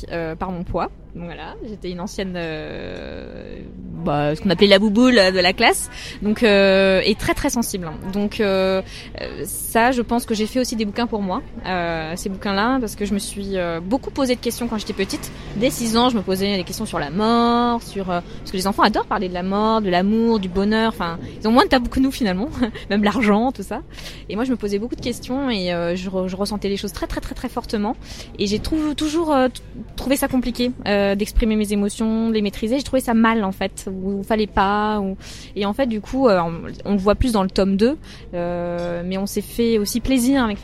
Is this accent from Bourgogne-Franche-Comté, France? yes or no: no; Metz, Grand Est, France; also born or lived in Paris / China; je suis née à Paris mais euh, j'ai habité à Metz pendant très longtemps et j'ai été expatriée euh, enfin, avec ma, famille en Chine pendant 4 ans.